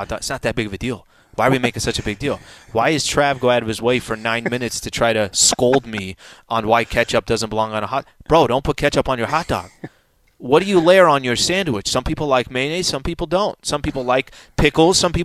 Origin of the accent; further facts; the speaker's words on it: San Diego, California, United States; I grew up in San Diego